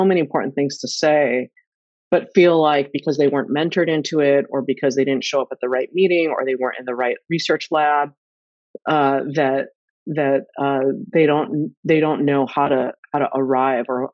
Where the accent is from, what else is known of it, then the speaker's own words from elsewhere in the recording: Sacramento, California, United States; my brother and I were the first generation that were born and raised in the U.S. Mm. And we grew up in Northern California, in Sacramento